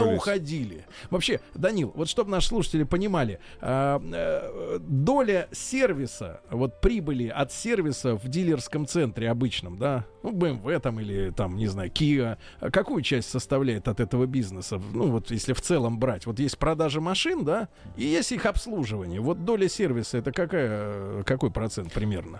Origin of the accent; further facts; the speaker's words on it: Saint Petersburg, Russia; moved away; вернулись только что из как раз из моей, э, моей малой родины